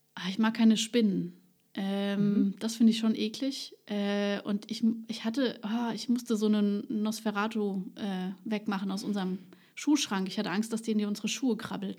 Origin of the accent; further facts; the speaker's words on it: Ludwigshafen, Rhineland-Palatinate, Germany; now in Neustadt an der Weinstraße, Germany; Ich bin Ludwigshafen geboren